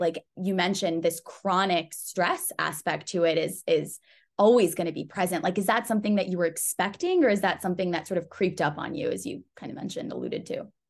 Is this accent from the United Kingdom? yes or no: no; United States; I'm Pakistani, and so I have, um, this view of this Western society, right? Like, I've grown up here in the U S